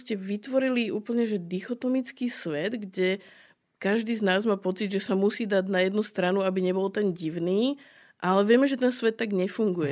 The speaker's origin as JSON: {"language": "Slovak", "country": "Slovakia", "tie": "born or raised there", "said": "Lebo som Slovenka uh-huh. a, a žijem tu a milujem svoju krajinu, milujem svoju rodinu, ktorá tu žije. Vyrastala som v tejto kultúre"}